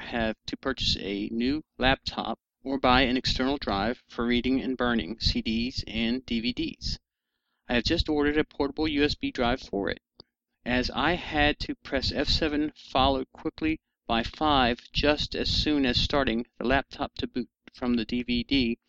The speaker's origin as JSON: {"language": "English", "region": "South Carolina", "country": "United States", "said": "I'm from South Carolina. So we speak differently if you haven't figured that one out."}